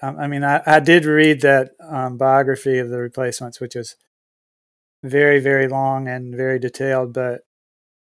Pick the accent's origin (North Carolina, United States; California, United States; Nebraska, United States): North Carolina, United States; Clinton; moved away as an adult; also born or lived in Siler City, North Carolina; now in Texas, United States; I'm from Clinton